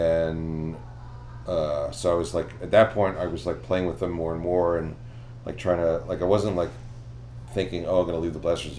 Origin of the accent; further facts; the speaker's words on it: Philadelphia, Pennsylvania, United States; I came, like, I was straight from Philadelphia.